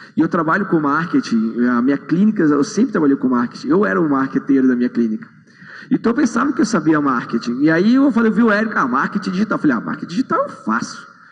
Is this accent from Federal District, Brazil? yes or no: yes; Brasília, Federal District, Brazil; eu sou de Brasília, eu sou dentista